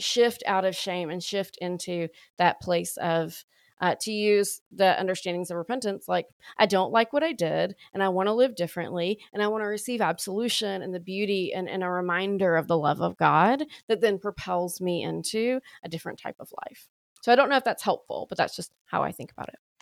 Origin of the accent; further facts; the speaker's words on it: Alabama, United States; accent: deepest deep of the South; moved away as an adult; also born or lived in Austin, Texas / Waco, Texas / Dallas, Texas / Oklahoma; I'm from Alabama, born and raised there